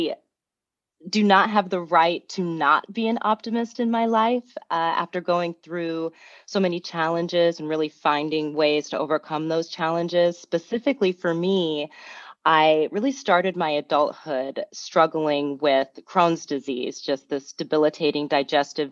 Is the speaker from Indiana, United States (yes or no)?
yes; Fort Wayne, Indiana, United States; I grew up in Fort Wayne, Indiana